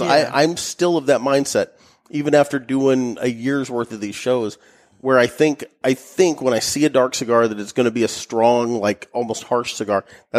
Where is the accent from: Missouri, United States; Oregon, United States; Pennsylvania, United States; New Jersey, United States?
Missouri, United States; St. Louis; we're from the St. Louis area.